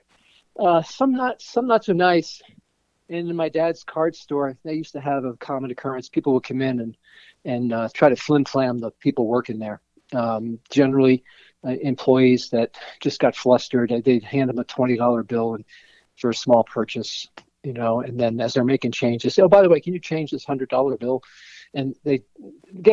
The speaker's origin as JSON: {"language": "English", "region": "Connecticut", "country": "United States", "tie": "born or raised there", "also_born_or_lived": "New York", "moved": "yes", "said": "I came from a big Italian family in Connecticut. We immigrated from New York. We moved to Connecticut when I was 12."}